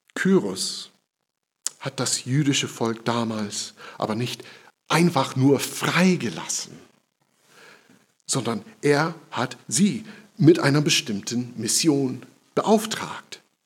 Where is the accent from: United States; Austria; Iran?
United States; German is a second language; now in Germany; In meiner Heimat, in den USA